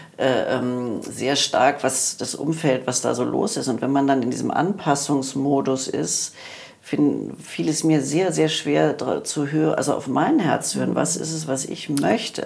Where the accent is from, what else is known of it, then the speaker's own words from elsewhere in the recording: Germany; wir als Deutsche